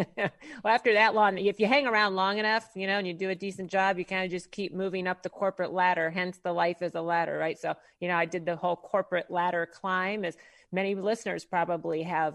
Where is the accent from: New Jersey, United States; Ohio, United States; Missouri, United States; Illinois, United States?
Missouri, United States; St. Louis; now in Maitland, United States; originally born and raised in Saint Louis, Missouri. So, Midwest girl at heart